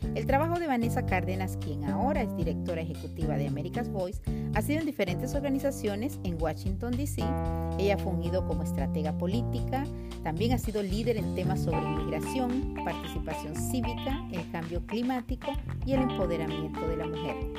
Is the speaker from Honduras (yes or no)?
yes; Honduras; now in United States; soy hondureña